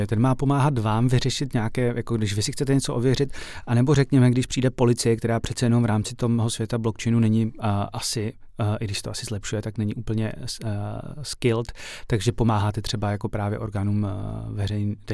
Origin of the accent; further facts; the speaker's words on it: Slovakia; som Slovák